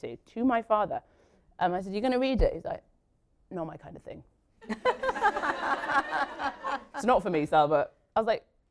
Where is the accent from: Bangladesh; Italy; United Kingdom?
United Kingdom; Newcastle upon Tyne, North East England; moved away as an adult; also born or lived in Egypt; now in London, United Kingdom; came to Newcastle when I was a baby, when I was about 3, 4, and grew up in Newcastle